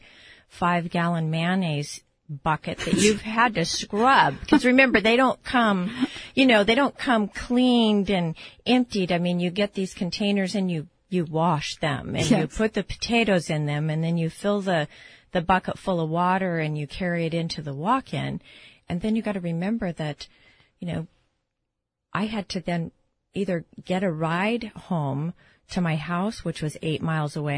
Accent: Seattle, Washington, United States; back in the 60s, growing up in Seattle on 33rd and 73rd

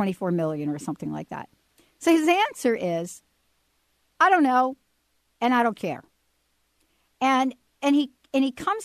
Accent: New Jersey, United States; moved away; they know I'm from New Jersey.

